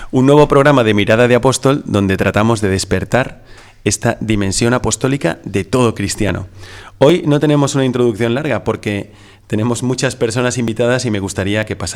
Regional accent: Valencia, Valencian Community, Spain; Y un servidor también es de Valencia, pero vengo de Sevilla en este caso.

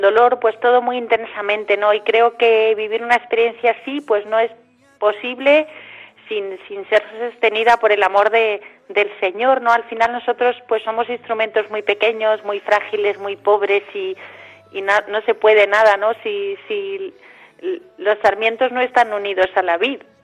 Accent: Majorca, Balearic Islands, Spain; moved away as an adult; also born or lived in Democratic Republic of the Congo / Cameroon; now in Madrid, Spain; soy mallorquina

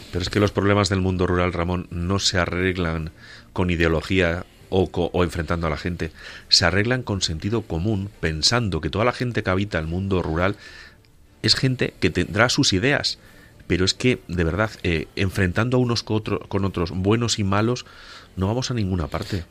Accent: Cabañeros, Castilla-La Mancha, Spain; en Cabañeros, en mi tierra

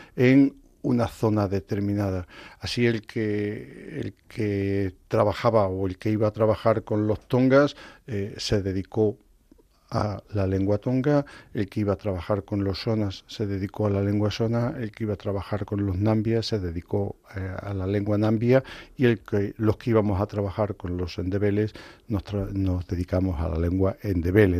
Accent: Extremadura, Spain; also born or lived in Zimbabwe; yo soy de Extremadura

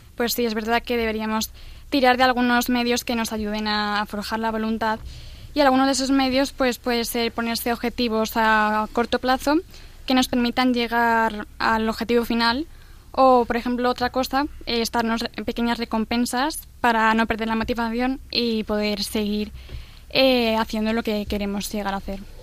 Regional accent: Madrid, Community of Madrid, Spain; también soy de Madrid

